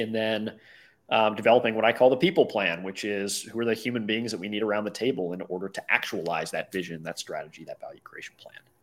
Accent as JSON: {"language": "English", "town": "Cincinnati", "region": "Ohio", "country": "United States", "tie": "born or raised there", "said": "I was born and raised in Cincinnati, Ohio in the Midwest"}